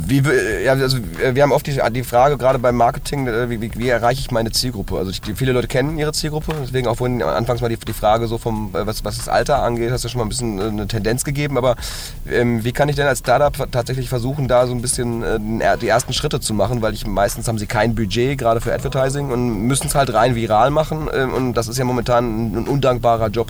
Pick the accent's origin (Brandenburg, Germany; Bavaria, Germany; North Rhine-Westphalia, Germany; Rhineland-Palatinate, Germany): North Rhine-Westphalia, Germany; Hagen; ich komme ursprünglich aus Hagen